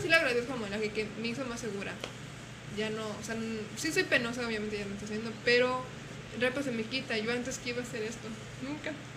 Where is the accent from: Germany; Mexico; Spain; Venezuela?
Mexico; Guanajuato; moved away; yo soy de Guanajuato